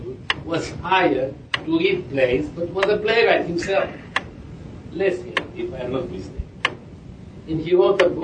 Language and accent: English; Romania; moved away as an adult; I am from Romania, but I have been in Romania since 71 when I left